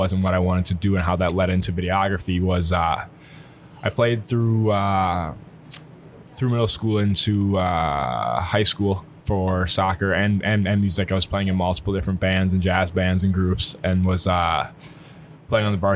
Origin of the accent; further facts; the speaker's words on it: Eau Claire, Wisconsin, United States; also born or lived in Milwaukee, Wisconsin / Appleton, Wisconsin / Neenah, Wisconsin; Grew up really in a neighborhood outside of Eau Claire after I moved to Eau Claire from Appleton when I was about 6